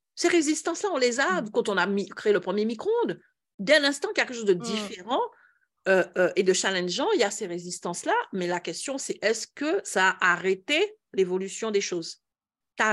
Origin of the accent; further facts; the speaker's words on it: Antilles, France; chez nous aux Antilles